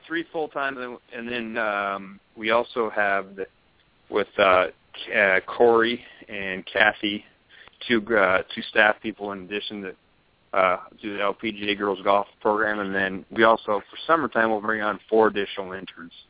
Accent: San Francisco Bay Area, California, United States; now in Arizona, United States; I grew up in the San Francisco Bay Area, except in the East Bay side

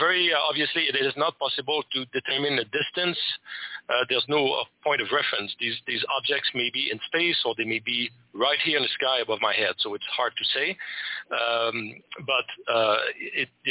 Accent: Quebec, Canada; first language French; English is a second language; I'm from Quebec, Canada.

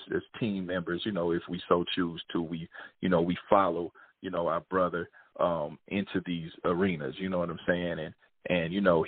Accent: Kansas City, Missouri, United States; I grew up in Kansas City, Missouri

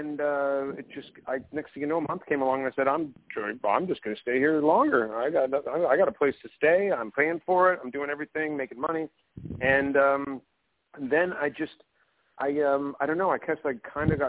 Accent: Eugene, Oregon, United States; moved away as an adult; also born or lived in New York / Los Angeles; growing up in Eugene, Oregon.

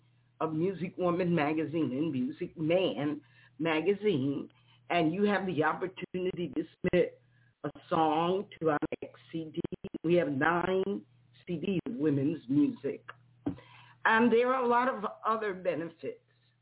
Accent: New York, United States; Mentors are so important. And I'm from New York.

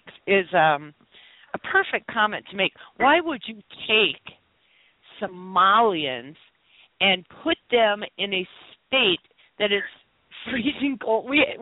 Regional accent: Minnesota, United States; yes, I am from Minnesota.

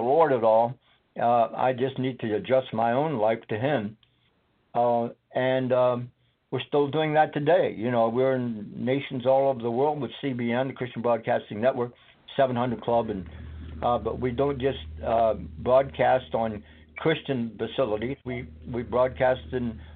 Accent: Scotland, United Kingdom; now in United States; I was born and raised in Scotland.

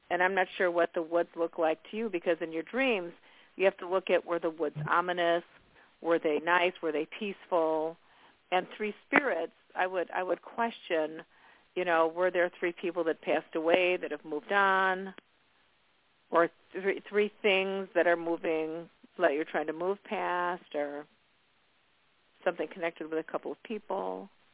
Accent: Chicago, Illinois, United States; I was born and raised in Chicago, so I really know the energy of Chicago

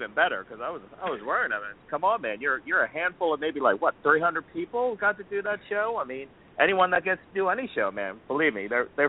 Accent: United States; I'm not from Philly, but I was from the area

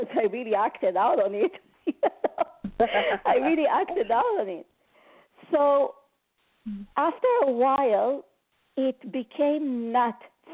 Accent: Montreal, Quebec, Canada; I'm from Montreal, Canada

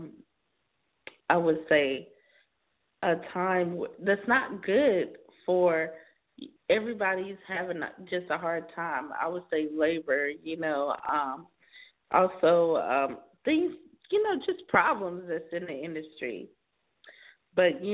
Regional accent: South Carolina, United States; now in California, United States; I'm in California now, but I'm from South Carolina

